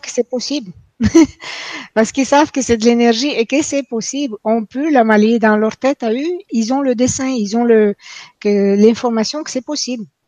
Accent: Quebec, Canada; moved away as an adult; now in France; depuis que je suis venue ici en France, hein, en passant je viens de Québec, donc depuis que je viens, euh, je vis en France

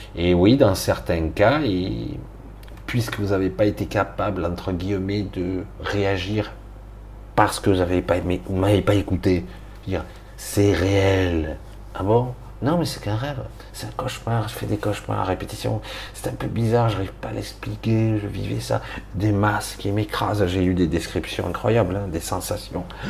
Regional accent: France; je suis français

